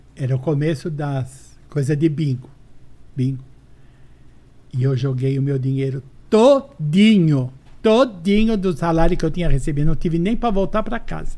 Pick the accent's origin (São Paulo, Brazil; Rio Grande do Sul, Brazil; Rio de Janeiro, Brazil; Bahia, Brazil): São Paulo, Brazil; accent: Brás; also born or lived in São José do Rio Preto; Uma, uma mulher nascida no Braz. É. Se eu tiver o sotaque, eu tenho o sotaque do Braz